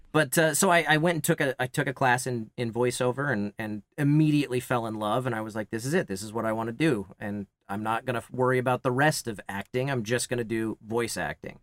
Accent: Kansas, United States; moved away; also born or lived in Los Angeles, California; I grew up in Kansas

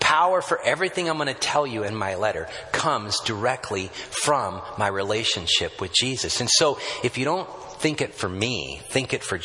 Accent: United States

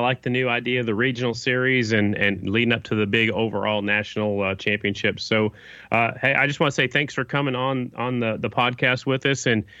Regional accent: Oklahoma, United States; also born or lived in South Dakota; You know, I'm a Southern boy. Now, I was born in South Dakota, but I pretty much grew up in Oklahoma.

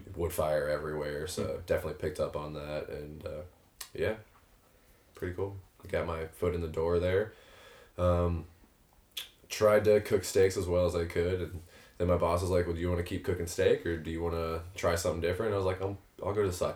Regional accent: Hazelwood, Missouri, United States; I came from North County. I'm St. Louis, born and raised. Grew up in Hazelwood

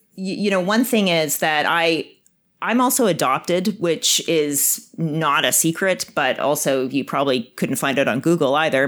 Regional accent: Winnipeg, Manitoba, Canada; moved away as an adult; I grew up in Winnipeg

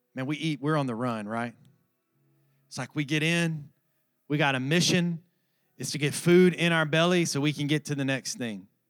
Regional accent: Alabama, United States; I'm from Alabama.

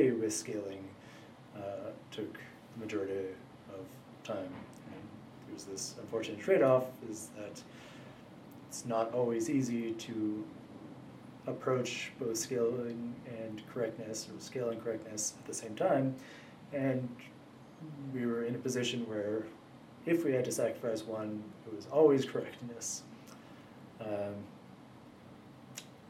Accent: Ottawa, Ontario, Canada; moved away; also born or lived in Toronto / Montreal; I'm Canadian. From the Ottawa area. Also lived in Toronto, Montreal

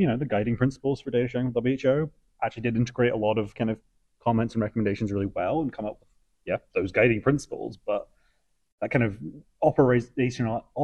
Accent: Scotland, United Kingdom; now in Canada; I'm originally from Scotland and have permanent residency, but not quite citizenship yet

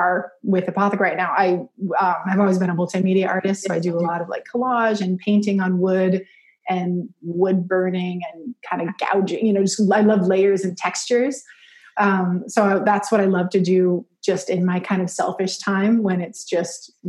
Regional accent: Alaska, United States; I grew up in Alaska. So middle of nowhere, very small town

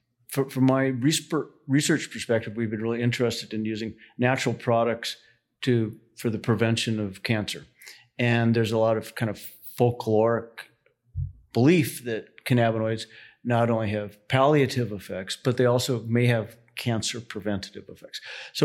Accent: Denver, Colorado, United States; now in Carbondale, United States; And so I grew up in Colorado, grew up in Denver, went to the University of Colorado

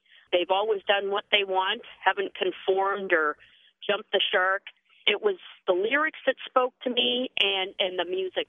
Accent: Canada; Canadians are fiercely, fiercely loyal people of their country and of what we produce out of our country.

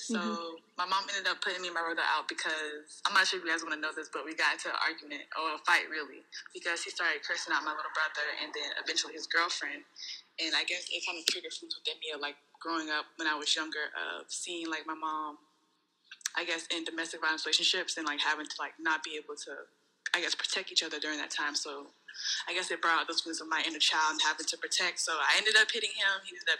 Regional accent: North Charleston, South Carolina, United States; North Charleston, South Carolina.

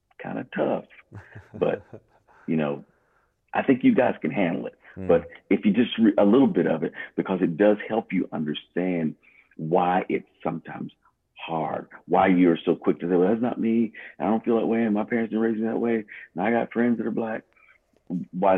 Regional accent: United States; I'm American too

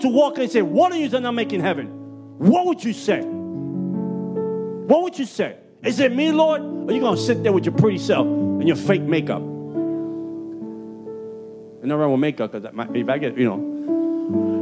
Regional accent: Puerto Rico; accent: Puerto Rican; also born or lived in Bronx, New York; My Puerto Rican accent

